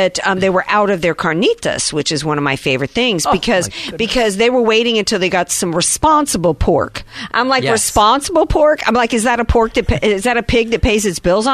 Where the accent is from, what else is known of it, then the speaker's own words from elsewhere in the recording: the South, United States; now in San Diego, United States; I grew up in the South